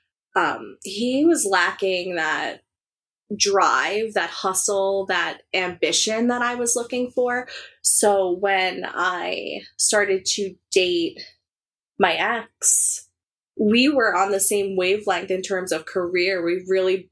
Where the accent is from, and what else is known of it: Long Island, New York, United States; born or raised there